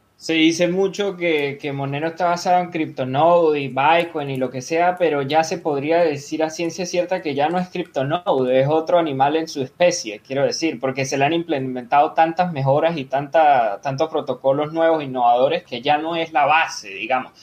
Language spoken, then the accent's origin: Spanish; Venezuela; yo soy venezolano de nacimiento